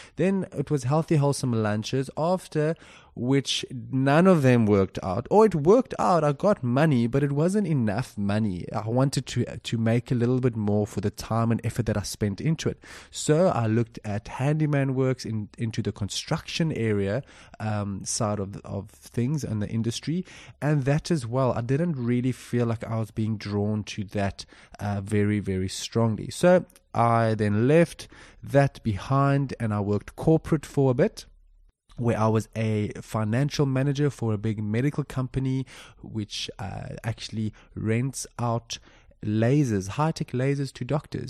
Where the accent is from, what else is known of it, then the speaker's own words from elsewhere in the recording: Cape Town, Western Cape, South Africa; moved away as an adult; also born or lived in England; I'm also born in South Africa, the beautiful South Africa, down in Cape Town